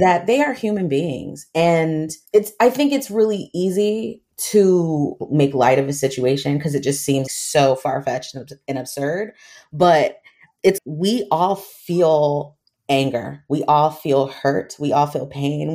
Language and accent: English; United States; also born or lived in Trinidad and Tobago; I grew up in the States. I'm American, my mom's American